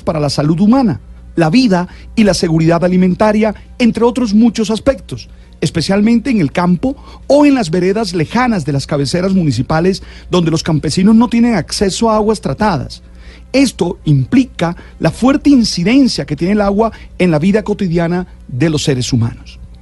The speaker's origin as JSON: {"language": "Spanish", "town": "Santa Marta", "region": "Magdalena", "country": "Colombia", "said": "Soy de Santa Marta, una ciudad que tiene problemas de agua"}